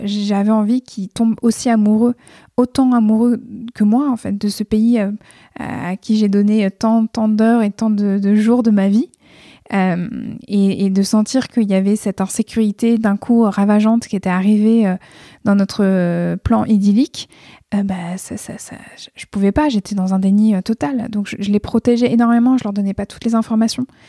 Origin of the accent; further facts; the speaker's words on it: France; also born or lived in Tokyo, Japan; je suis française, que mon pays de naissance, c'est pas le Japon